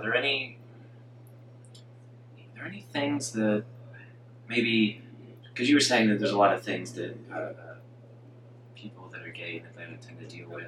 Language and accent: English; Canada; I grew up in Canada